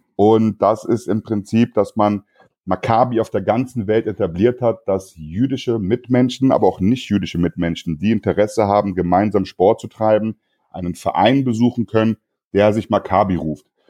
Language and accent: German; Frankfurt, Hesse, Germany; ich bin aus Frankfurt, gerade in so einer Multikulti-Stadt wie Frankfurt